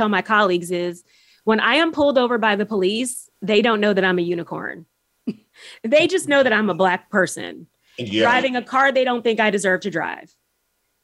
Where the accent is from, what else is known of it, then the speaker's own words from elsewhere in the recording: Houston, Texas, United States; now in Charlottesville, United States; I grew up in Houston